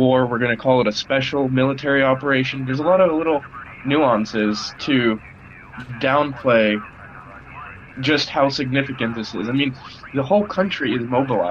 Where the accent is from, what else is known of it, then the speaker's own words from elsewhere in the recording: Florida, United States; first language Russian; also born or lived in Russia; I grew up in America. I consider myself an American. My parents moved me to Florida in 2000 to have a better life